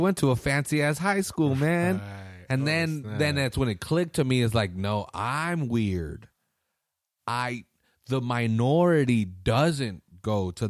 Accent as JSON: {"language": "English", "town": "Salinas", "region": "California", "country": "United States", "said": "Because, again, I'm from Salinas. I'm not the minority, bitch. I'm fucking, right, we're the majority we're here. Yeah, yeah. It's a 75% Mexican town, dog."}